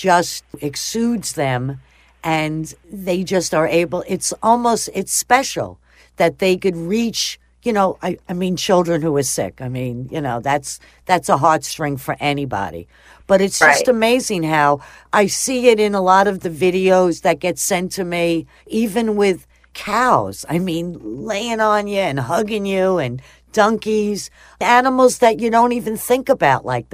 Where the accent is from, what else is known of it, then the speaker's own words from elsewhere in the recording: Long Island, New York, United States; now in Florida, United States; I'm originally from New York